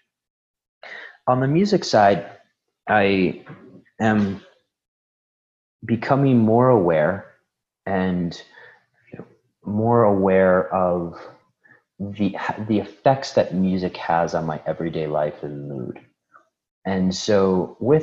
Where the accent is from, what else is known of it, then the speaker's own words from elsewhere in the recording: Chicago, Illinois, United States; moved away; I was born in Chicago